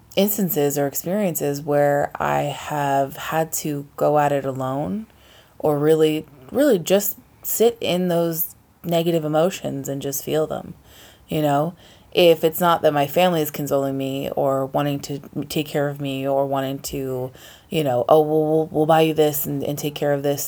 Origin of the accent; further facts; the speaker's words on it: East Coast, United States; now in West Coast, United States; we're both not from the West Coast, how we maintain our relationships with people back home. Yeah. You know, back east